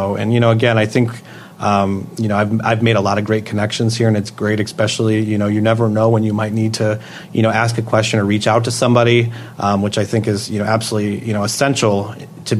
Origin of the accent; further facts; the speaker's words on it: Swartz Creek, Michigan, United States; my hometown of Swartz Creek, which is near Flint